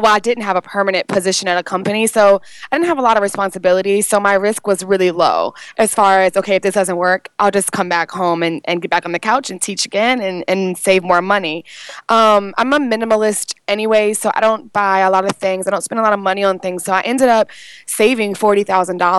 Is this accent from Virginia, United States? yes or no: yes; Richmond, Virginia, United States; moved away as an adult; also born or lived in Atlanta, Georgia; I was born and raised in Richmond, Virginia